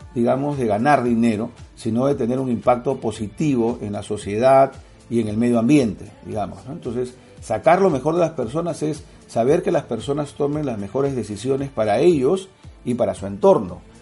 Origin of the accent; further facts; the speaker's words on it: Peru; soy de Perú